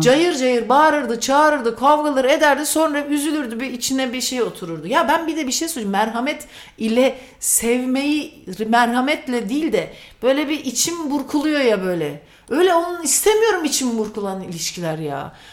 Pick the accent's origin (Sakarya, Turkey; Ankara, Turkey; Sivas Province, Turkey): Sivas Province, Turkey; ben Sivaslıyım